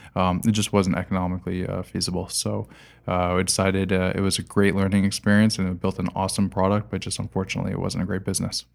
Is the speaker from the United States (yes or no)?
yes; United States; now in Montreal, Canada; I'm American